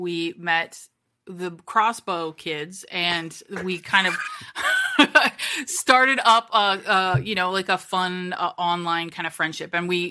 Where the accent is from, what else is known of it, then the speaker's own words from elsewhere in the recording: Kitchener, Ontario, Canada; moved away; also born or lived in Toronto; Kitchener-Waterloo, which is where I'm originally from.